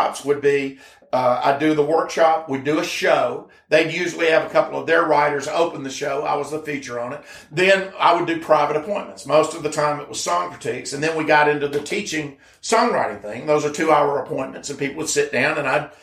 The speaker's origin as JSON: {"language": "English", "town": "Birmingham", "region": "Alabama", "country": "United States", "tie": "born or raised there", "moved": "yes", "said": "my hometown in Birmingham"}